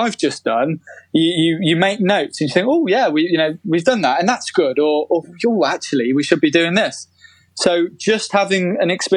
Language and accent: English; United Kingdom; as British people